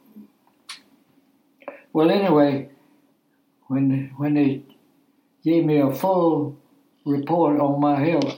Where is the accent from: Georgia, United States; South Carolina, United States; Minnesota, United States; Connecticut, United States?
South Carolina, United States; Rock Hill; also born or lived in Lancaster, South Carolina; I was born in Lancaster and moved to Rock Hill when I was 7 years old. Been here ever since